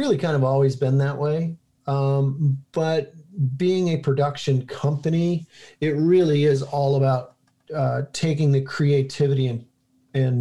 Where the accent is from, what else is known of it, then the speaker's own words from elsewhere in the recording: St. Clair Shores, Michigan, United States; when I was a poor kid growing up in St. Clair Shores, Michigan